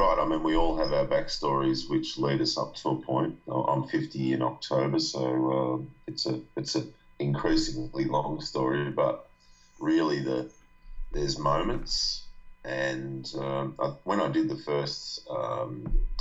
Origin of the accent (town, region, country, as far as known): Australia; born or raised there